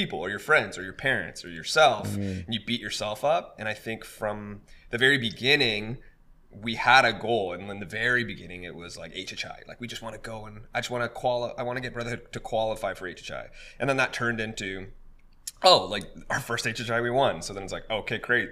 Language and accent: English; Vancouver, British Columbia, Canada; we grew up in the Vancouver dance community